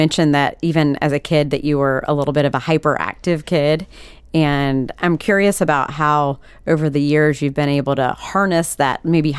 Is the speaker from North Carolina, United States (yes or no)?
yes; Sanford, North Carolina, United States; where I was born, Sanford, North Carolina